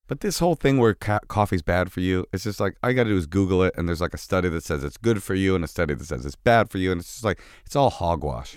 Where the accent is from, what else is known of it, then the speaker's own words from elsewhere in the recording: Oakland, California, United States; moved away; also born or lived in New York; we grew up together in Oakland